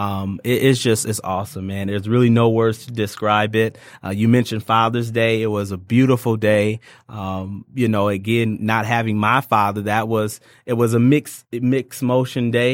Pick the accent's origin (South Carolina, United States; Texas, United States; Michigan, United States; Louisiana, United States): Michigan, United States; Ypsilanti; moved away as an adult; now in Detroit, United States; I'm from a little town called Ypsilanti, so it's right outside of Ann Arbor